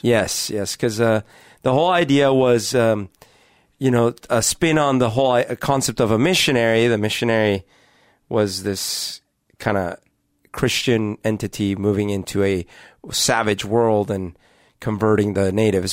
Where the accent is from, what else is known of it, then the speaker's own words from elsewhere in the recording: Colombia; now in Seattle, United States; Growing up in Columbia